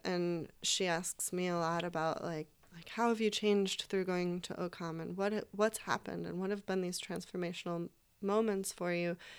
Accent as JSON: {"language": "English", "region": "East Coast", "country": "United States", "moved": "as an adult", "lives_now": "Portland, United States", "said": "we're all from the East Coast"}